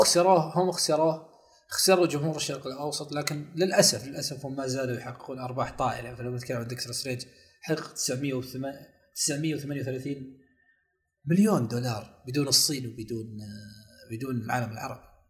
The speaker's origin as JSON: {"language": "Arabic", "country": "Saudi Arabia", "said": "احنا في السعودية يعني كسعوديين"}